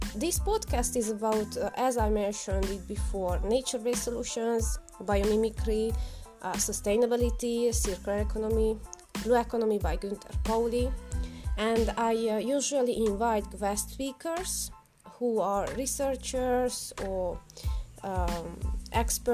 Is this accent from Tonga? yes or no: no; Hungary; first language Hungarian; English is a second language; English is not my native language. My native language is Hungarian.